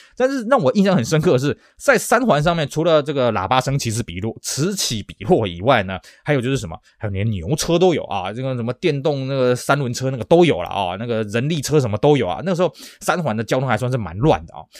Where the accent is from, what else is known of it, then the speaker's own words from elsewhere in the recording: Taiwan; also born or lived in Beijing; 我们台湾人